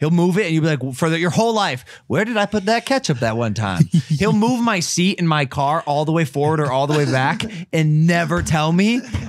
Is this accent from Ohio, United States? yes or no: yes; Ohio, United States; I'm from Ohio. I grew up hunting, right?